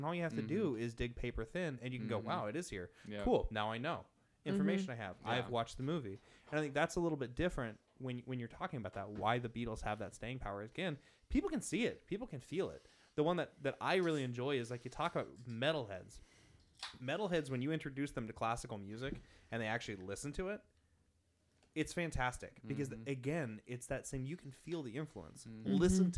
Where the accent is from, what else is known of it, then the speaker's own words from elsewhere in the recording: Pacific Northwest, United States; I grew up in the Pacific Northwest